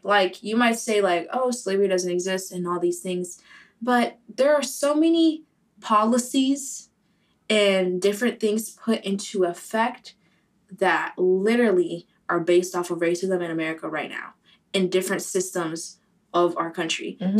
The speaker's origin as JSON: {"language": "English", "town": "Boca Raton", "region": "Florida", "country": "United States", "tie": "born or raised there", "said": "Like, for me, especially, I grew up in Boca"}